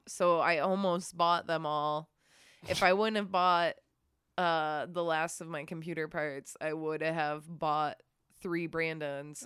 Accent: Midwest, United States; now in Texas, United States; I'm from the Midwest. I live in Texas now

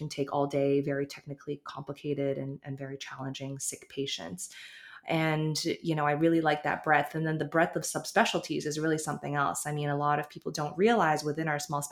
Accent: Toronto, Ontario, Canada; also born or lived in Halifax, Nova Scotia / California; I was born in Halifax, lived in Toronto for most of my life.

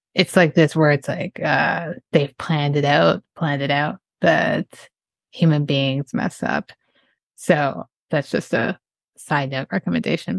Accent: Canada; I'm Canadian

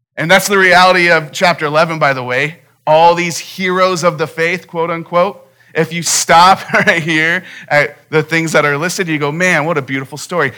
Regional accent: Phoenix, Arizona, United States; growing up in Phoenix my entire life

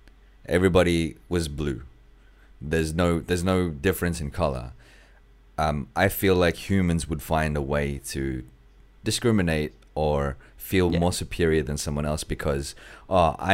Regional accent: Australia; also born or lived in Philippines; I'm Australian, even though I was born in the Philippines. I am more Australian than I am Filipino.

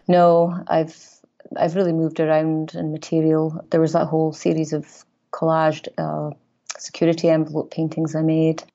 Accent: Aberdeen, Scotland, United Kingdom; moved away as an adult; also born or lived in Glasgow; now in Chicago, United States; I was born in Aberdeen, Northeast Scotland

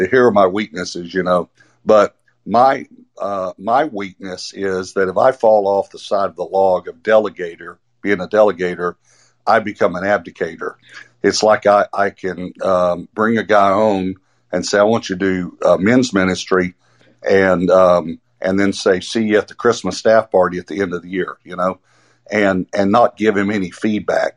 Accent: East Texas, United States; I grew up in East Texas, so everyone in Arkansas will understand this. The crick is what we called it

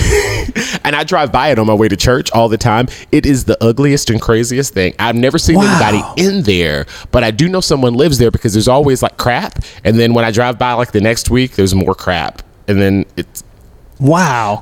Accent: Memphis, Tennessee, United States; I grew up in Whitehaven

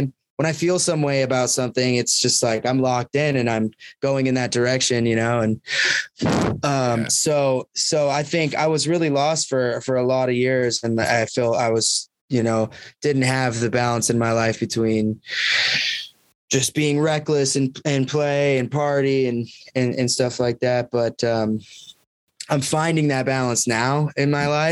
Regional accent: Clark Fork, Idaho, United States; moved away as an adult; also born or lived in Montana; we grew up in North Idaho

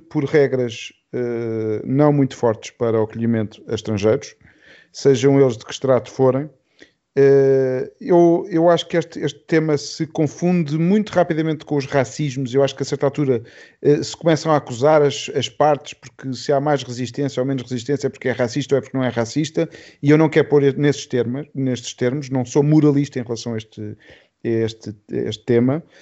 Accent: Portugal; quase a nossa, a nossa missão no mundo como portugueses, uh, eh, metemos-nos em barcos e começámos a juntar esta malta toda.

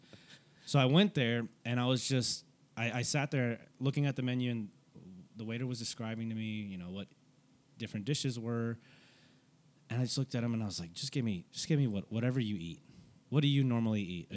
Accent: Fort Worth, Texas, United States; born or raised there

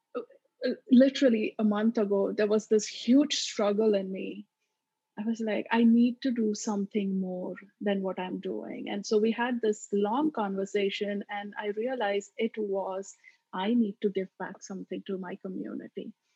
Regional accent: Maharashtra, India; accent: Maharashtrian; first language Marathi; English is a second language; moved away as an adult; now in United States; my mother tongue, which is Marathi, this is the way we speak. So it's not even your typical quote unquote Indian accent. It's much more sort of Maharashtrian accent.

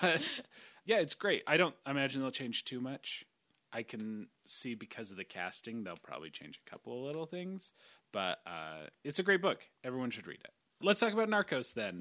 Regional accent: United States; accent: American; I have a thick American accent when I speak Polish.

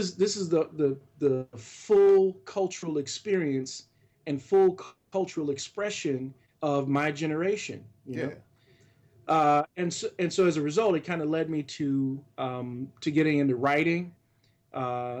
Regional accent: Louisville, Kentucky, United States; I grew up in Louisville, and I was an only child

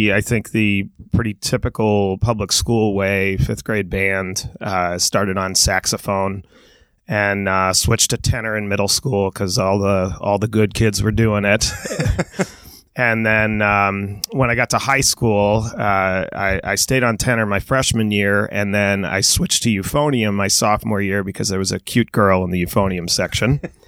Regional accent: Ringwood, New Jersey, United States; born or raised there; now in Evanston, United States

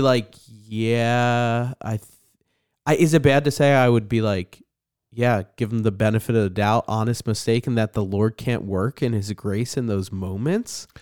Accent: New Jersey, United States; I'm an angry person 'cause I'm from New Jersey

